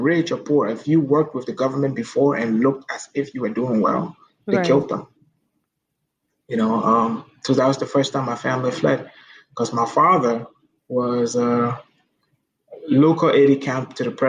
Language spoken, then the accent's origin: English; Liberia; I try to think about what things were like before the war, because my childhood is what Liberia was like before th